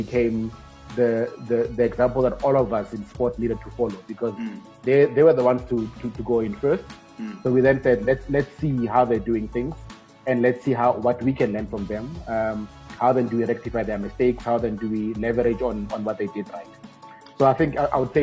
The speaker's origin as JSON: {"language": "English", "town": "Rustenburg", "region": "North West", "country": "South Africa", "tie": "born or raised there", "said": "Born and bred in Rustenburg in the Northwest Province"}